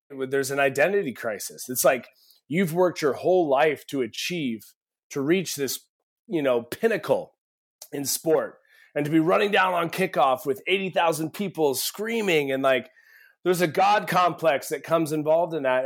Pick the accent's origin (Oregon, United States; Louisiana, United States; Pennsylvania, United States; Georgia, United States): Oregon, United States; Eugene; growing up in Eugene, Oregon